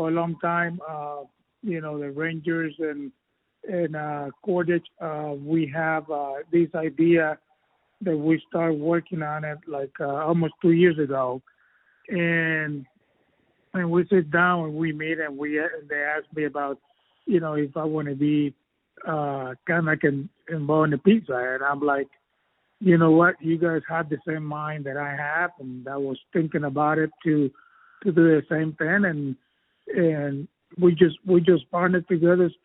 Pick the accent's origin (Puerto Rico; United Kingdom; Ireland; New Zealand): Puerto Rico; I'm from Puerto Rico